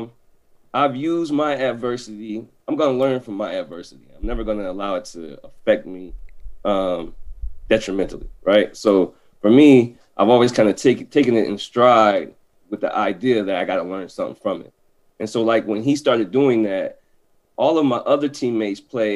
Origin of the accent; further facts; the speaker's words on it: Des Moines, Iowa, United States; now in Madison, United States; I'm from Iowa, Des Moines, Iowa